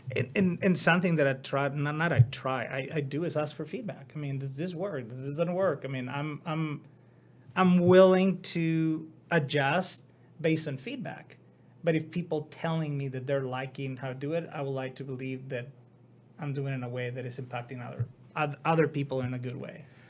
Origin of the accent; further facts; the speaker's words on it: Mexico; moved away as an adult; now in United States; I decided to go back to my hometown